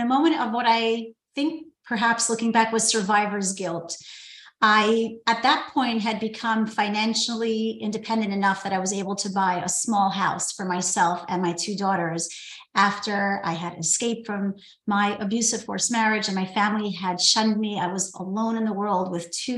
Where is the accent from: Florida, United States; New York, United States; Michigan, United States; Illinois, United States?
New York, United States; New York City; I grew up in New York City, in Brooklyn